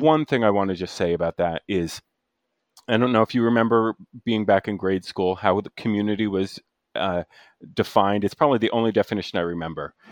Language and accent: English; New Jersey, United States; now in Chicago, United States; I grew up in Central Jersey